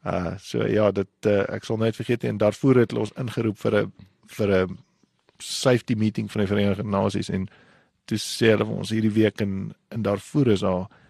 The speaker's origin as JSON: {"language": "Afrikaans", "town": "Windhoek", "region": "Khomas", "country": "Namibia", "tie": "born or raised there", "also_born_or_lived": "Gobabis", "said": "Ek ek is gebore in in Windhoek en ek kom van Namibia af"}